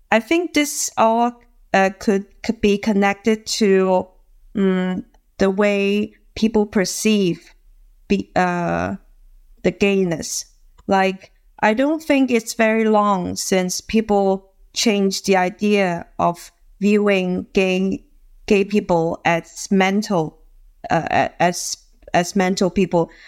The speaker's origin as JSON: {"language": "English", "town": "Guangzhou", "region": "Guangdong", "country": "China", "said": "I'm from Guangzhou, China."}